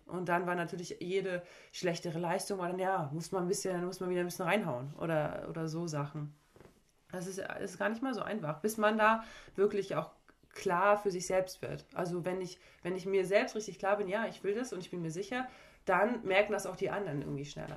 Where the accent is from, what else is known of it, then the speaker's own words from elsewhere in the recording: Parchim, Mecklenburg-Vorpommern, Germany; also born or lived in Schwerin / Leverkusen; ich komme aus einem kleinen Ort hier neben Schwerin, also Parchim, und bin dann aber früh aufs Sportsenat gegangen mit 12, 13 ähm, und habe da, da dann eigentlich in Schwerin gewohnt und ich würde auch immer sagen, okay, ich bin Schweriner